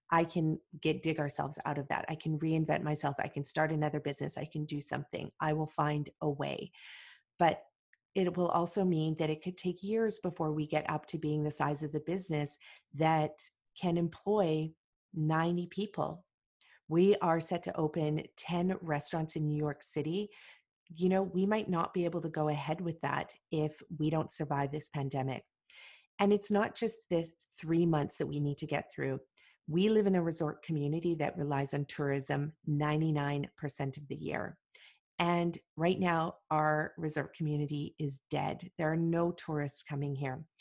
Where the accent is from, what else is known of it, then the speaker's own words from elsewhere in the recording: Beijing, China; English is a second language; moved away as an adult; now in Vancouver, Canada; Uh, Beijing. From Beijing.